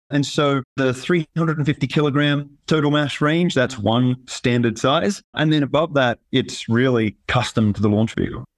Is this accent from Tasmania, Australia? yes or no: yes; Tasmania, Australia; moved away as an adult; also born or lived in Sydney, Australia; now in Colorado, United States; I grew up in Tasmania, Australia, a small island off the bottom of Australia.